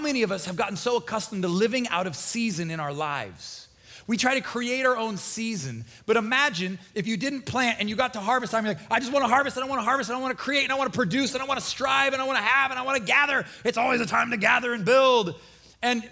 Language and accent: English; Nebraska, United States; now in Florida, United States; I'm from Nebraska.